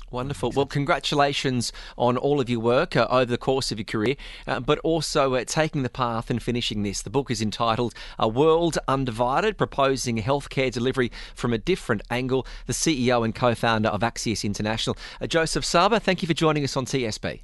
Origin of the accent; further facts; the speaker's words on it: Australia; now in UAE; being an Australian